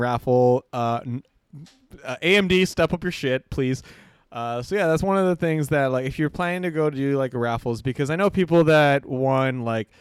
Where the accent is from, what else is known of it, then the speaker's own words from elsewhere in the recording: Canada; we're from Canada